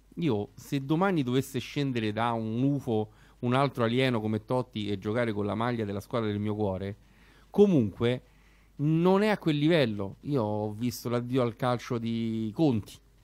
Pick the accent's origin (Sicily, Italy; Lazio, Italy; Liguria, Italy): Lazio, Italy; Rome; noi che siamo romani e romanisti